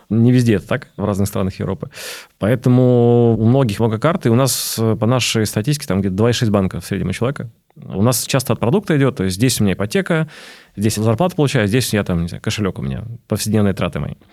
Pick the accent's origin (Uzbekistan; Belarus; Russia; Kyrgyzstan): Belarus; Я вижу просто белорус, поэтому мне не все открывают карты.